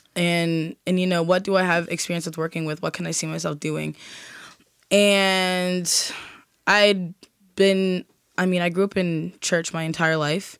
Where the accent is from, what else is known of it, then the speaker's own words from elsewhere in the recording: Nova Scotia, Canada; as a Black person growing up in Nova Scotia